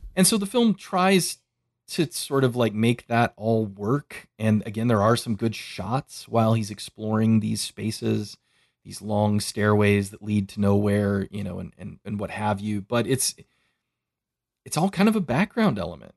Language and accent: English; United States; I grew up in America